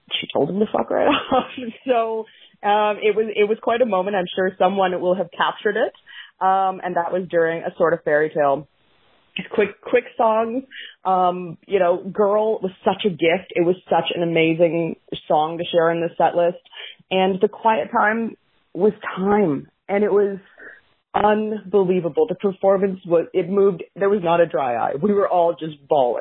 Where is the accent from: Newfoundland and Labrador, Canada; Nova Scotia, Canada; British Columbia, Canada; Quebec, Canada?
Nova Scotia, Canada; I'm from Nova Scotia. I flew in from Halifax